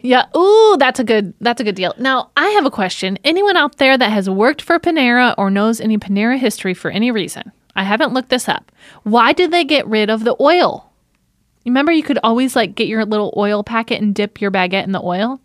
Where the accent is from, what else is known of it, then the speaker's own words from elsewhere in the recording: St. Joseph, Michigan, United States; accent: Michigan; moved away; I grew up in Saint Joseph, Michigan